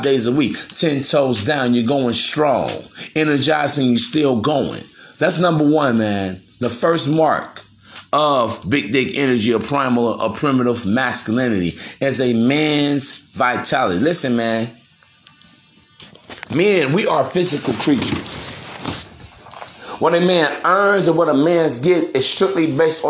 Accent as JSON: {"language": "English", "town": "East Chicago", "region": "Indiana", "country": "United States", "said": "where I come from, man, Chicago, in the Midwest, I'm actually from East Chicago, Indiana, Harborside"}